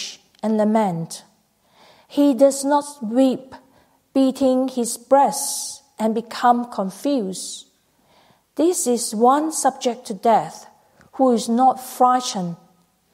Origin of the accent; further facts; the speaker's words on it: Malaysia; now in Australia; I went to Malaysia. I was born in Malaysia.